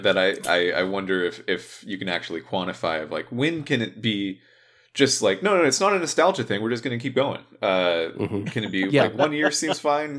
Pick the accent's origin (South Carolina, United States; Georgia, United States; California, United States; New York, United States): California, United States; especially just because we grew up in Southern California.